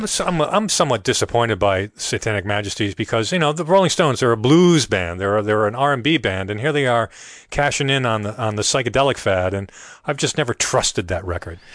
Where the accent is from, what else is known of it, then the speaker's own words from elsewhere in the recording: Rhode Island, United States; I grew up in Rhode Island, not far from Newport.